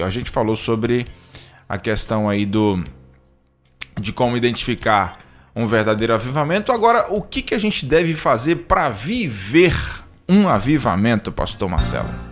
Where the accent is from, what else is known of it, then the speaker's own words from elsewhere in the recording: Itarantim, Bahia, Brazil; moved away; also born or lived in Vitória da Conquista, Bahia; Tarantim, que é a cidade onde foi criado